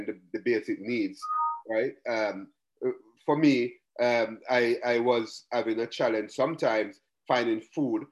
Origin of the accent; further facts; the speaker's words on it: Jamaica; accent: strong Jamaican; moved away as an adult; now in Florida, United States; I am Jamaican. Your audience will hear the accent going, right? However, I live in the United States. Growing up in Jamaica